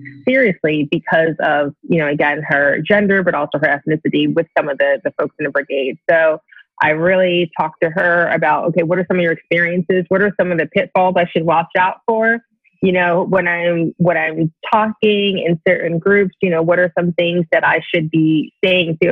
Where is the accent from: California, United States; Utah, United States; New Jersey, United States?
New Jersey, United States; moved away as an adult; I grew up in New Jersey